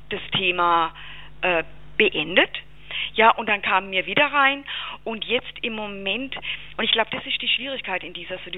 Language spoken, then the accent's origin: German; Baden-Württemberg, Germany; Also ich habe nicht nur keinen Schweizer äh, Akzent, sondern ich bin tatsächlich auch keine Schweizerin